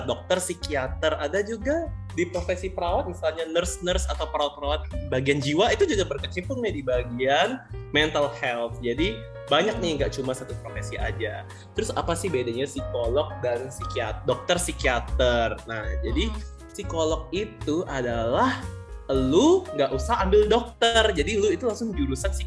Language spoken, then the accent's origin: Indonesian; Sumatra, Indonesia; gue nggak marah, gue orang Sumatera, please.